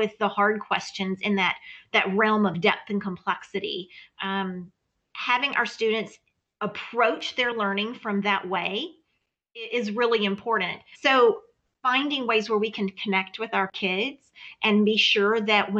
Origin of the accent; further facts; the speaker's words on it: Louisiana, United States; moved away; I come from Louisiana